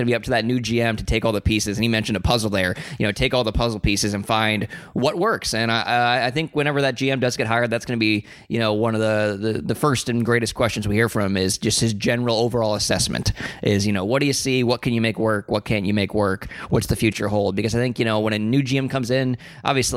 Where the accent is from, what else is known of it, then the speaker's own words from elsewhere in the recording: South Florida, United States; also born or lived in New York; spending a lot of my formative years in South Florida, you know, I grew up, you know, an hour plus away from the nearest ice rink